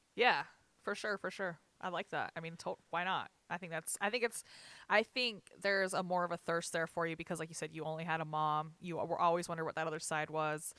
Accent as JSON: {"language": "English", "town": "Richfield", "region": "Utah", "country": "United States", "tie": "born or raised there", "said": "I was born in Sevier Valley Hospital"}